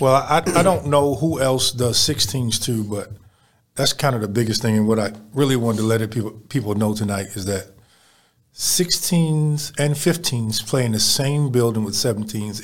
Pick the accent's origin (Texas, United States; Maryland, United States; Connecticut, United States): Maryland, United States; Baltimore; now in Houston, United States; I come from Baltimore